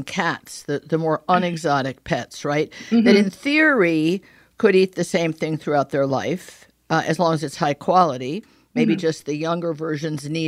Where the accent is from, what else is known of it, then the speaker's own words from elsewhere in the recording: Connecticut, United States; I grew up in Connecticut